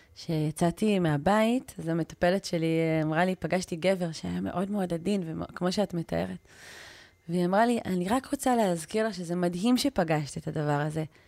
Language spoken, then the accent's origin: Hebrew; Israel; אני ישראלית